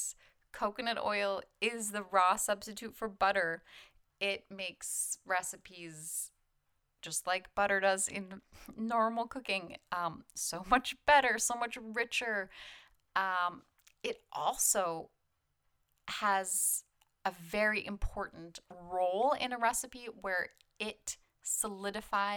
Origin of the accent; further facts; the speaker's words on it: Canada; I'm Canadian